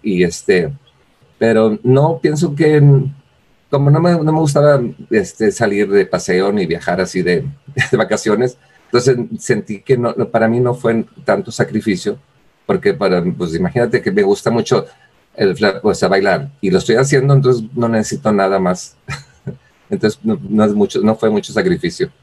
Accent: Villaldama, Nuevo León, Mexico; also born or lived in Monterrey; soy de Villaldama, Nuevo León

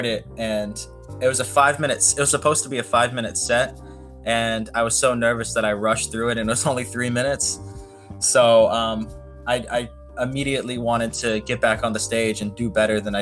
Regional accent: Kissimmee, Florida, United States; I am from Kissimmee, Florida, but I can just say Orlando because Orlando sounds cooler

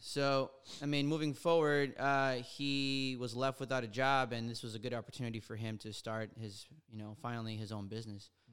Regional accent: Los Angeles, California, United States; I was born in Silmar, here in L

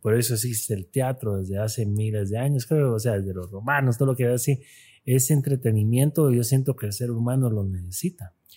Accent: Guatemala; aquí somos guatemaltecos

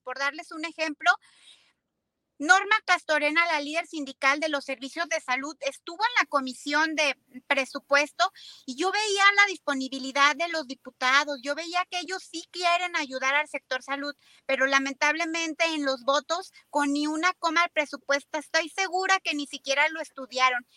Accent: Zacatecas, Mexico; somos zacatecanos

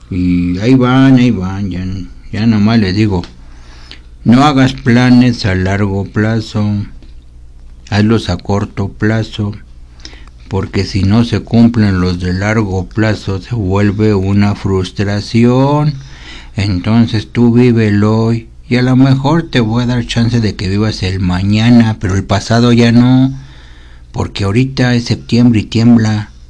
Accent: Mexico City, Mexico; Sí, claro que soy muy mexicano

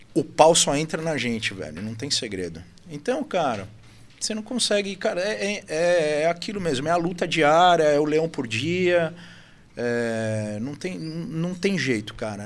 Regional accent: São Paulo, Brazil; moved away as an adult; now in Itu, Brazil; a gente é da capital de São Paulo. É, eu vim para Itu em 2014

